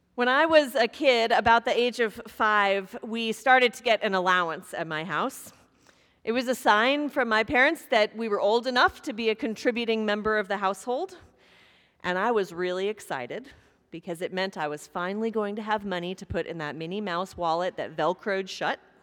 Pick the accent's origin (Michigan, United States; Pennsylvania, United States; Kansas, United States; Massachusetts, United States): Kansas, United States; moved away; grew up in Kansas, and years ago, a tornado came through my hometown